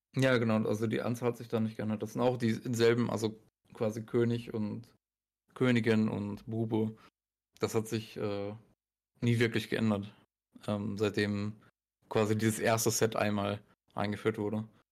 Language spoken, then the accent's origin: German; Germany; bei uns in Deutschland